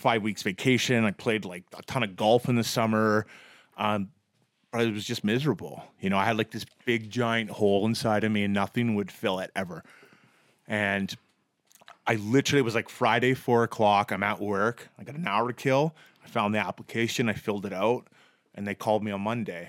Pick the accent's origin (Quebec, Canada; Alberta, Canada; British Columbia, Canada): British Columbia, Canada; Vancouver; also born or lived in Edmonton; I'm from Vancouver